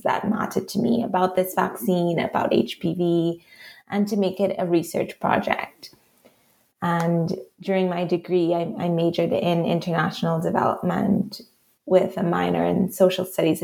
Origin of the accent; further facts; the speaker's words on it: Trinidad & Tobago; accent: Trinidadian; moved away as an adult; also born or lived in Montreal, Canada; as a teenager, actually growing up in Trinidad